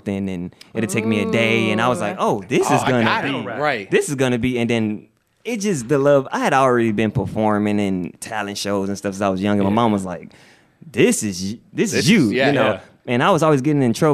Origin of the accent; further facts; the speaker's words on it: Houston, Texas, United States; I am from Houston, Texas. I am from the South Park area of Houston, Texas